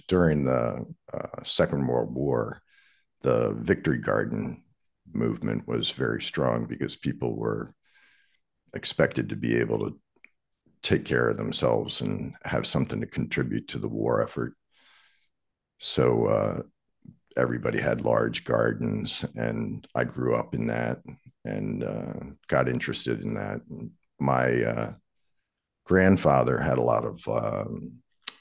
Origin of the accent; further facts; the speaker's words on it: Anne Arundel County, Maryland, United States; moved away; I grew up in Arundel County, Maryland, right on the Magathy River, and basically fished every day as a child